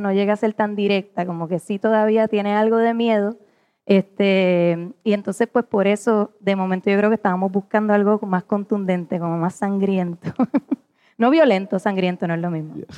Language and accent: Spanish; Puerto Rico; nosotros como puertorriqueños